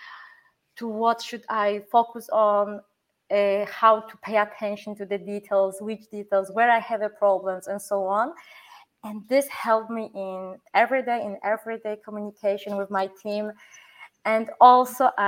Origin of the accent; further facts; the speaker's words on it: Poland; English is a second language; now in Germany; I come from Poland